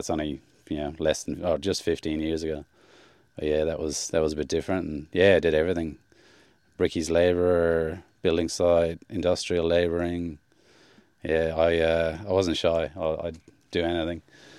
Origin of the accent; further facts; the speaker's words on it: Queensland, Australia; I traveled all over the country and all the way, basically Queensland was my home state, but I went to the Northern Territory, New South Wales, all over the place.